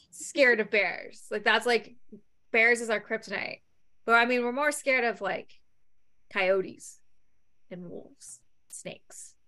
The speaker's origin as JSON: {"language": "English", "town": "London", "region": "Ontario", "country": "Canada", "tie": "born or raised there", "said": "it was filmed in London, my hometown."}